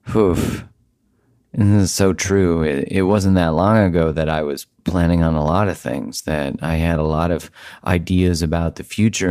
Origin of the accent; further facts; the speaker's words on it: Canada; I am Canadian. I live in Canada